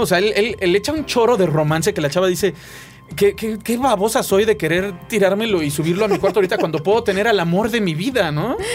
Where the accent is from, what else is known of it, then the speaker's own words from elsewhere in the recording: Mexico; also born or lived in Buenos Aires, Argentina; vengo de México y estoy buscando trabajo